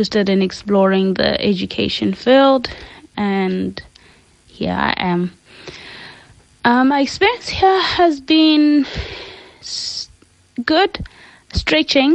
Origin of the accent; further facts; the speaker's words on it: Limpopo, South Africa; moved away as an adult; now in China; I'm from Limpopo. I've been in China for about 4 years now